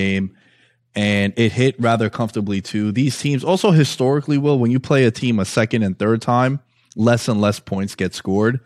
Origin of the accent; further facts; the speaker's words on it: New York City, New York, United States; Growing up in New York City, we don't really have a a D one school that everyone really cares about.